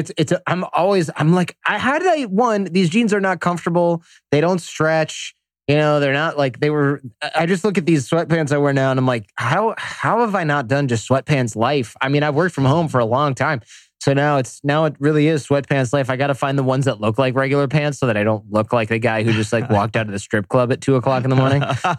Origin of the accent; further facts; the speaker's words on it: Detroit, Michigan, United States; now in San Jose, United States; Detroit, Michigan area.